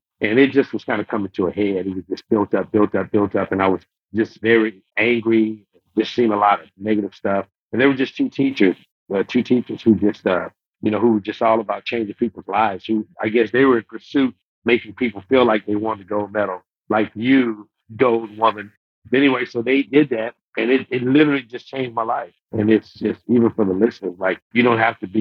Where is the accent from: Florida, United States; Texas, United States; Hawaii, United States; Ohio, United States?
Texas, United States; Houston; I'm from right here.